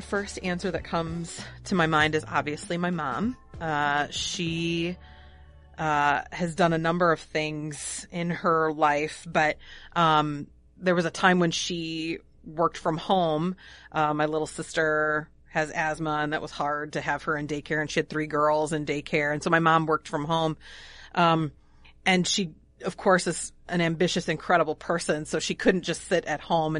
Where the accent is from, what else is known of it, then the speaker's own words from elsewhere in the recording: Illinois, United States; now in Pequot Lakes, United States; I'm from the Northern Illinois area, so none of them are here. I moved here for love.